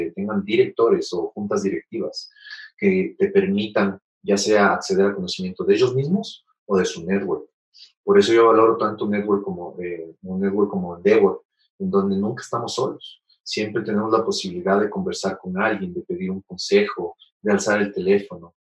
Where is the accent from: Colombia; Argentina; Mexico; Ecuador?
Ecuador; soy ecuatoriano